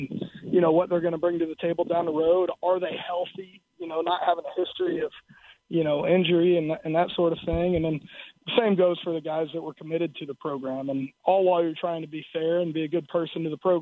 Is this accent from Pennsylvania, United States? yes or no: no; South Florida, United States; moved away; also born or lived in Iowa; growing up in South Florida